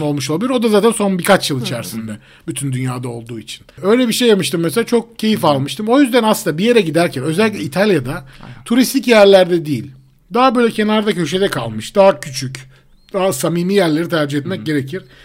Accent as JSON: {"language": "Turkish", "region": "Istanbul", "country": "Turkey", "tie": "born or raised there", "said": "aslında İstanbul'da doğduk büyüdük ve buralıyız"}